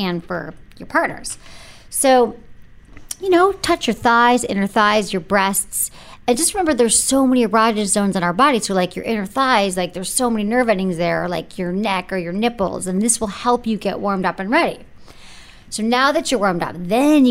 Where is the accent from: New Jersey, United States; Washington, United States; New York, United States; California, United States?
California, United States; San Francisco; I'm from San Francisco